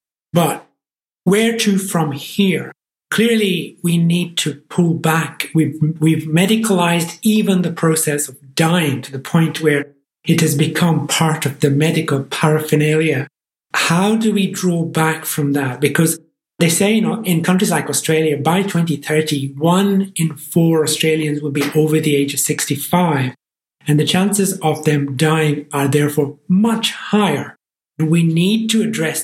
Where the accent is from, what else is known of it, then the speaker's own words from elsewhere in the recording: Ireland; accent: Irish; As you can tell from my accent, I'm from the Irish Republic, from Ireland